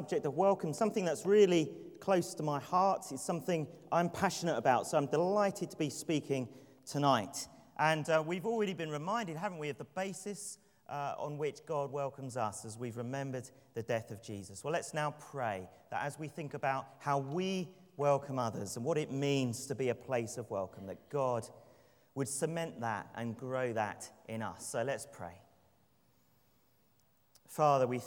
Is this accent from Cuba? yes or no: no; London, United Kingdom; I'd say, "London.